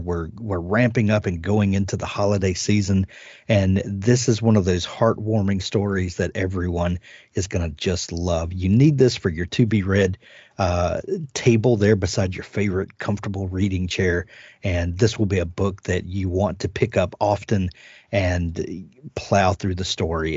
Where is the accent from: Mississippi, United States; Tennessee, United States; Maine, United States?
Mississippi, United States; South; I'm from South Mississippi